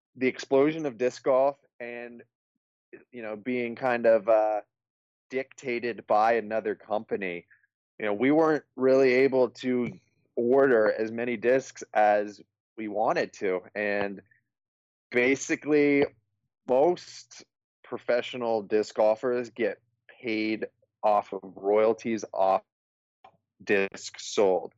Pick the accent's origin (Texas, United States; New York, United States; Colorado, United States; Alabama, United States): Colorado, United States; I'm from Colorado